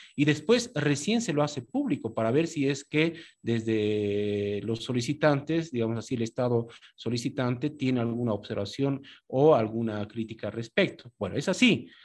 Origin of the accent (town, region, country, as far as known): Bolivia